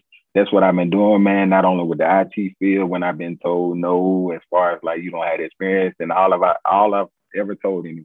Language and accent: English; Montgomery, Alabama, United States; I'm from Montgomery, man. That's where I'm from.